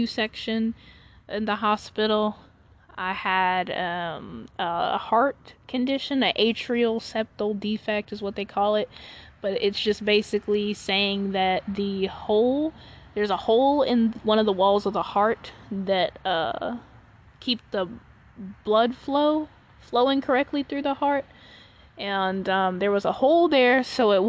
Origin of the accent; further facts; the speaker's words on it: Charlotte, North Carolina, United States; I was born in Charlotte, North Carolina